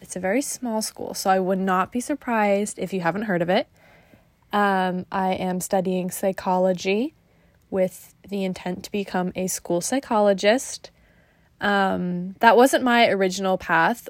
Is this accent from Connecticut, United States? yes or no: yes; Griswold, Connecticut, United States; I'm from Greasehold, Connecticut, which is a very small town, um, right next to the Rhode Island border, pretty close to Mystic